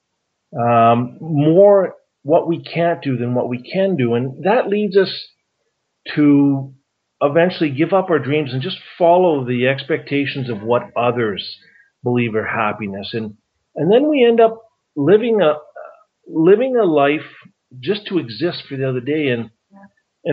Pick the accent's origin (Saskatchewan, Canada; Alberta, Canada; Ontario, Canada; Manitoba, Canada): Alberta, Canada; Calgary; also born or lived in Grande Prairie, Alberta; I was born in Grand Prairie and grew up in Calgary